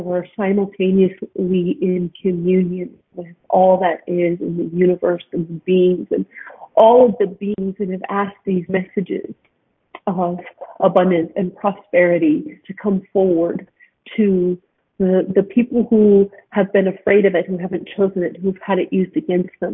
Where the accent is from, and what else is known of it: Edmonton, Alberta, Canada; born or raised there; also born or lived in Salt Lake City, Utah, United States